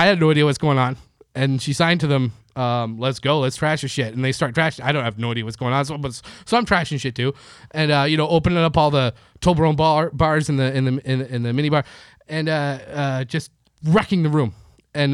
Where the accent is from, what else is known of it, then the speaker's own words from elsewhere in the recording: Canada; now in Los Angeles, United States; I'm from Canada.